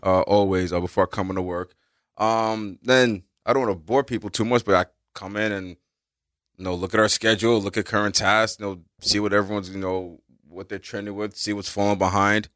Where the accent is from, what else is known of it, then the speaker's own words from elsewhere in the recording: New York City, New York, United States; growing up in the Bronx